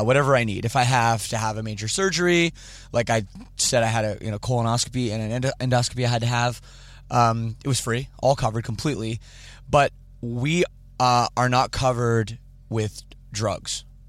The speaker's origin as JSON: {"language": "English", "country": "Canada", "said": "I'm Canadian"}